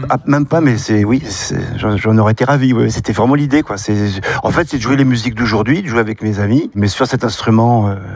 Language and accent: French; central France, France; je viens du centre de la France où il y a une tradition de vielle à roue, tradition de musique populaire.